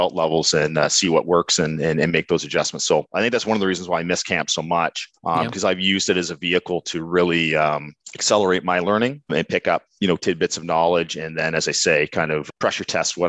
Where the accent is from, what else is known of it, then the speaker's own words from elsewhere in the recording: East Coast of Canada, Atlantic Canada, Canada; accent: East Coast; now in Burlington, Canada; I was born and raised on the East Coast of Canada